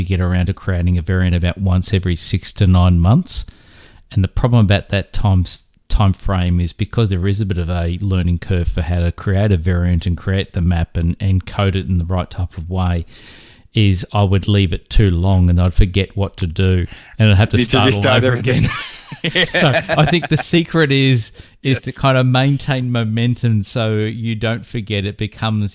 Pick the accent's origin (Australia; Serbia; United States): Australia; being Australian